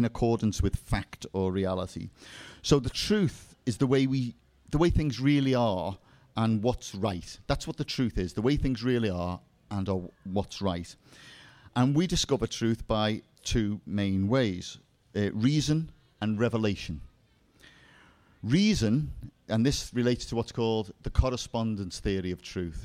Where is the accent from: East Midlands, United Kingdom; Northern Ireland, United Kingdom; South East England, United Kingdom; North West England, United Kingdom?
North West England, United Kingdom; Liverpool; now in South of England, United Kingdom; You may have noticed I have a slight dialect accent. I'm from Liverpool, which of course is the center of the universe. And actually I live in the south now